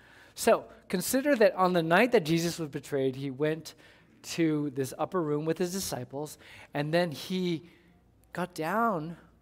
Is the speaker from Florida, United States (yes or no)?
no; California, United States; now in Houston, United States; Now, I am a transplant from California. I moved here in 1999, and most certainly one of the things that I experienced right away when I came here to Houston was an uptick in the friendliness level.